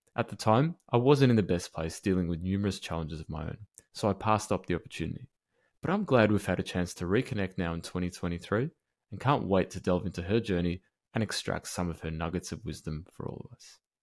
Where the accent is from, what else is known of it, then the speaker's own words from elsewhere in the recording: Melbourne, Victoria, Australia; my hometown of Melbourne